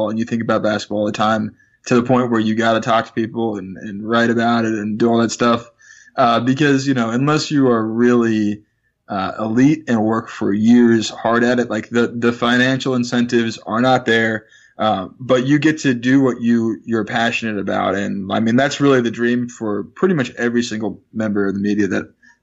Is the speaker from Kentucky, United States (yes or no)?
no; Bay Area, California, United States; both Brennan and I grew up in the Bay Area